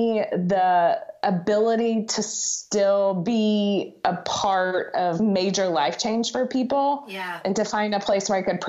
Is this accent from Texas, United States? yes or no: yes; Dallas, Texas, United States; also born or lived in Colorado; now in Birmingham, United States; I grew up in Dallas. For college, I moved to Colorado, went to University of Colorado in Boulder.